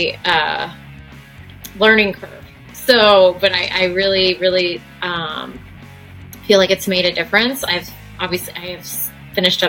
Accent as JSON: {"language": "English", "town": "Fishers", "region": "Indiana", "country": "United States", "tie": "born or raised there", "said": "I moved to Fishers when I was in fifth grade. So I moved from Pike Township, which is Indianapolis, to Fishers"}